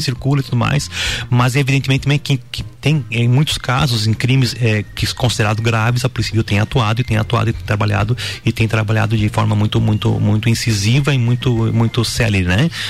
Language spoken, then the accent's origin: Portuguese; Lages, Santa Catarina, Brazil; moved away as an adult; also born or lived in Xanxerê / Curitibanos / Correia Pinto / São Joaquim; Sou lagiano, sou natural de Lages